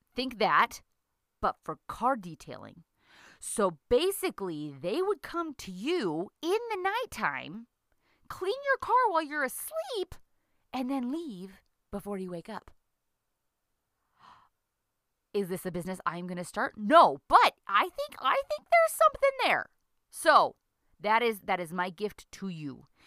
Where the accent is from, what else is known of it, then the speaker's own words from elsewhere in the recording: United States; now in Lethbridge, Canada; I'm an American who lives in Canada